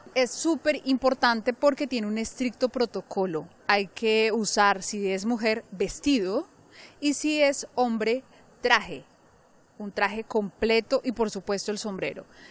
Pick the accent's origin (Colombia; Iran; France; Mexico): Colombia; now in London, United Kingdom; yo soy colombiana y en mi país lo que sé es que se tiene un bebé con un médico